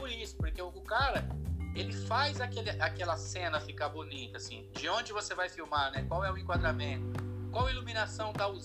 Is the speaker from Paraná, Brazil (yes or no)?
yes; Maringá, Paraná, Brazil; now in Londrina, Brazil; Eu vim para Londrina, eu vim de Marigá para Londrina para fazer faculdade de desenho industrial.